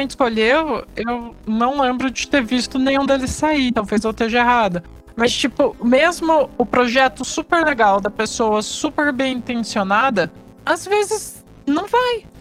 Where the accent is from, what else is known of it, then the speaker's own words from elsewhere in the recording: Rio de Janeiro, Brazil; Da minha terra, Rio de Janeiro?